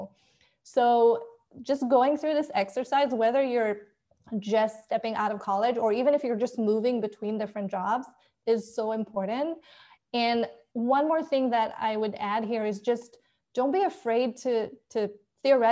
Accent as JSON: {"language": "English", "country": "Israel", "moved": "as an adult", "lives_now": "United States", "said": "So I am originally from Israel, and I moved to the US 3 years ago"}